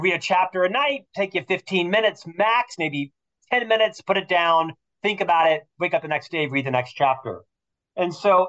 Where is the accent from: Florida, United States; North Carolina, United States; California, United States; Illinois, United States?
Florida, United States; Orlando; moved away as an adult; now in Salt Lake City, United States; I'm from Orlando, Florida, originally